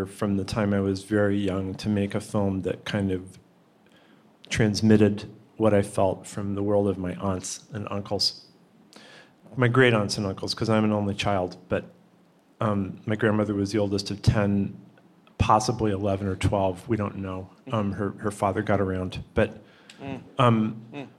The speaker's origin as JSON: {"language": "English", "town": "Pittsfield", "region": "Massachusetts", "country": "United States", "moved": "yes", "said": "I'm from Pittsfield"}